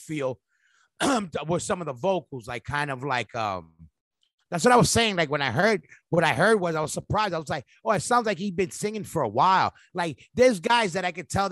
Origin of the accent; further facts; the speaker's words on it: New York, United States; when we grew up in New York in general